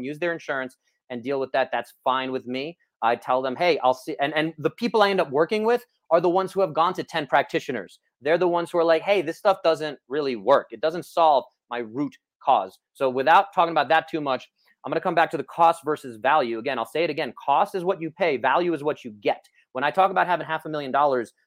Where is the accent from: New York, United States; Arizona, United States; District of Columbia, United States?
New York, United States; I grew up in New York